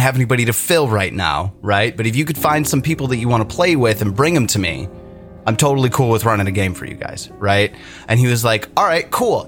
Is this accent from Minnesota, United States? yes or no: yes; Minnesota, United States; we're all from Minnesota